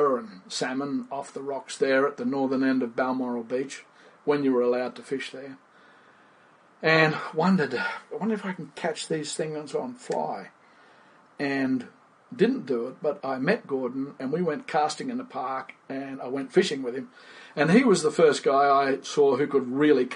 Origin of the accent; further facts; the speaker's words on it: Fiji; now in Australia; Born and raised in Fiji. In the tropics, grew up fishing